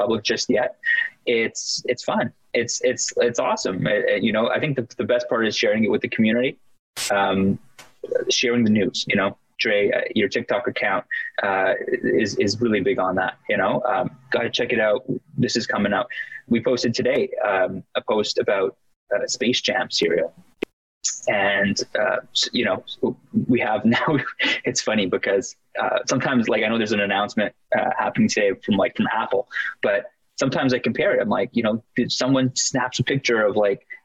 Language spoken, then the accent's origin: English; Toronto, Ontario, Canada; growing up in Canada, firstly, in Toronto